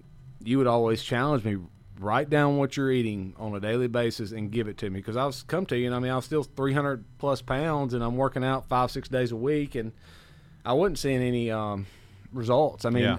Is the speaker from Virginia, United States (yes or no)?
no; Kosciusko, Mississippi, United States; Well, I grew up in a quaint little village about 60 miles north up on the Natchez Trace called Kosciuszko, Mississippi.